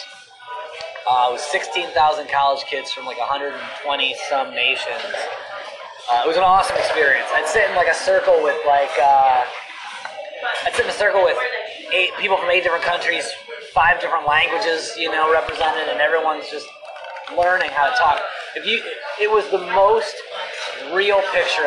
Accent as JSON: {"language": "English", "town": "Toledo", "region": "Ohio", "country": "United States", "said": "I'm from Toledo, Ohio"}